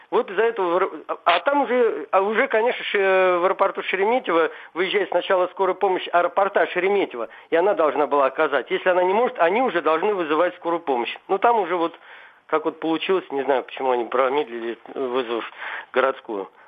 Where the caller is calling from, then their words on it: Moscow, Russia; я из Москвы, я звоню вам.